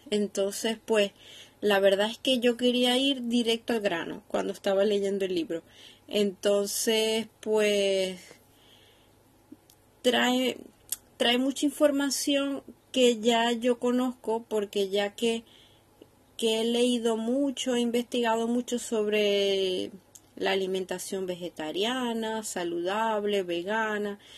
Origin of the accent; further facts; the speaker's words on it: Venezuela; now in Seville, Spain; No soy española, vivo en Sevilla, pero soy de Venezuela. Por si mezclo palabras diferentes, eh, que sepáis que, ahora tengo un mix de venezolano con español.